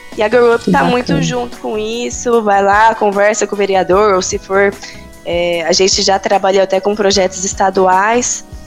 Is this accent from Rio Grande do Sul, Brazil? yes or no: no; Londrina, Paraná, Brazil; now in Campinas, Brazil; Sou de Londrina, no Pará, mas eu moro em Campinas